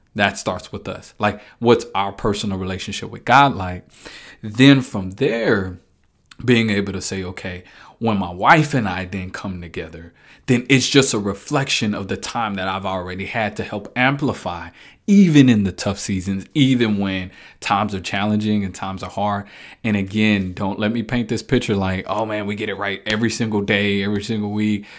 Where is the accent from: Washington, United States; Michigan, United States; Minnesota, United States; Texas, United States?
Texas, United States; Dallas; moved away as an adult; now in Kansas City, United States; I moved from Dallas. Folk know I'm a Dallas guy. Moving from Dallas up to Kansas City uh, was a huge transition for me